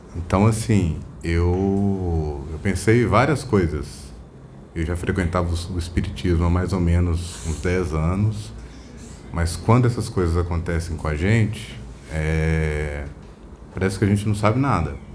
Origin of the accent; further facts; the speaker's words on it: Belo Horizonte, Minas Gerais, Brazil; eu sou de Belo Horizonte